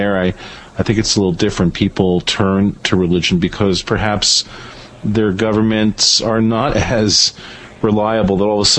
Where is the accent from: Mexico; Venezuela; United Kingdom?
Venezuela; moved away; growing up in Venezuela